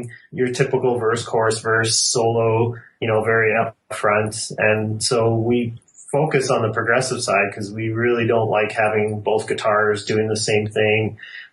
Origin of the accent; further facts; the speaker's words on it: Calgary, Alberta, Canada; We're all from Calgary.